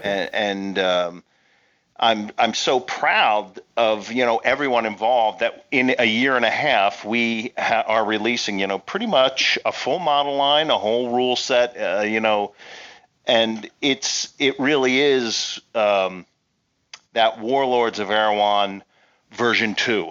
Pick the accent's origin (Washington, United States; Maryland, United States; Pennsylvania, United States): Pennsylvania, United States; I grew up in Pennsylvania